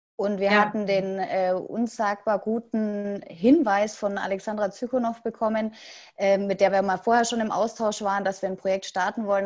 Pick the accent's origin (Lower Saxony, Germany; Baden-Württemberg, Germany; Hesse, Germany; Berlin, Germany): Baden-Württemberg, Germany; Asperg; ich komme aus Asberg, Nähe Ludwigsburg bzw. Stuttgart